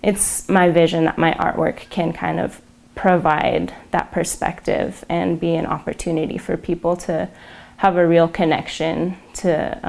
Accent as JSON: {"language": "English", "region": "Northern Arizona", "country": "United States", "also_born_or_lived": "Santa Fe, New Mexico", "moved": "yes", "lives_now": "New Mexico, United States", "said": "I'm originally from Northern Arizona, but right now I'm based just north of Santa Fe, New Mexico, and I'm enrolled in the Navajo Nation."}